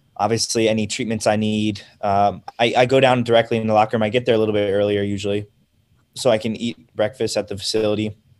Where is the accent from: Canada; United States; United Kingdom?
United States; I'm American